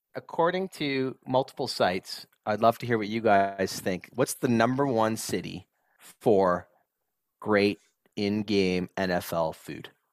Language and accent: English; Southern Ontario, Canada; when we grew up in Southern Ontario